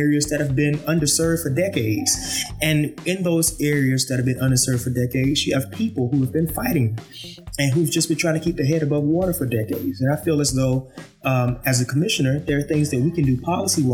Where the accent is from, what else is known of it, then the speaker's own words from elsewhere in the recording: Augusta, Georgia, United States; I was born and raised right here in downtown Augusta, East Augusta to be more exact